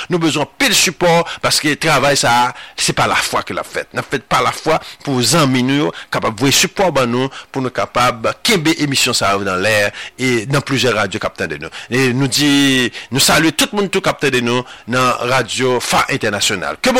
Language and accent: Haitian Creole; Haiti